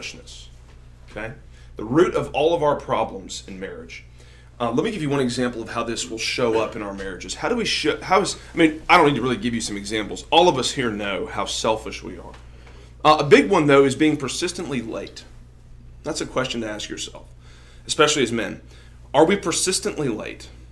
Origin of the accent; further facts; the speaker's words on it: Greenville, South Carolina, United States; moved away as an adult; now in Jackson, United States; I grew up in South Carolina